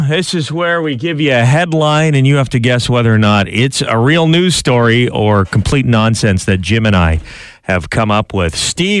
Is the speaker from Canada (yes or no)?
yes; Canada; as a Canadian